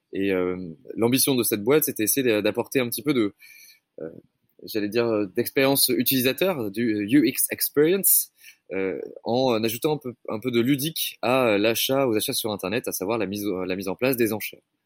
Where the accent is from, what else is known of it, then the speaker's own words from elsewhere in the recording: Médoc, Nouvelle-Aquitaine, France; moved away; j'ai grandi dans le Médoc, une région qui, est bercée par les rythmes de la viticulture